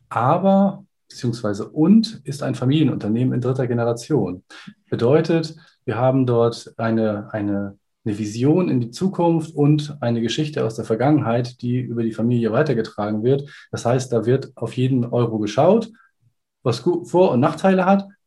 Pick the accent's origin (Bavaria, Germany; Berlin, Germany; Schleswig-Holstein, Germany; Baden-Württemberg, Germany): Schleswig-Holstein, Germany; Kiel; Ich bin 39 Jahre alt, komme aus Kiel und würde mich als Informatiker beschreiben. Habe selber an der FH Kiel studiert